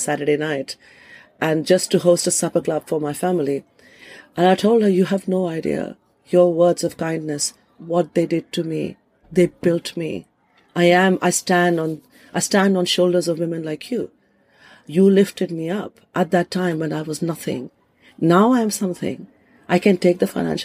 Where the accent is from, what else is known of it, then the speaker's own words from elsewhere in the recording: India; moved away as an adult; also born or lived in Kolkata, India; now in London, United Kingdom; as a woman who's lived in this country for 28 years, much longer than I've lived in India